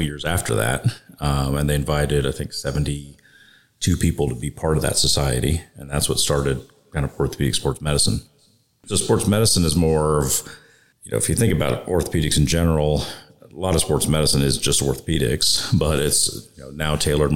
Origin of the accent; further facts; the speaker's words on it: Dallas, Texas, United States; also born or lived in Washington, D.C.; I grew up in Dallas, went to medical school at UT Southwestern